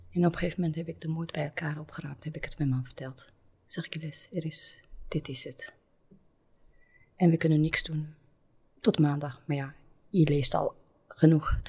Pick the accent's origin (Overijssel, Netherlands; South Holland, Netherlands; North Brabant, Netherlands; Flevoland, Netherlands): South Holland, Netherlands; Rotterdam; accent: Belgian; Rotterdam. Daar kom ik ook vandaan. Daar komt ook mijn familie vandaan. Ik denk dat vele luisteraars mijn Belgische accent horen.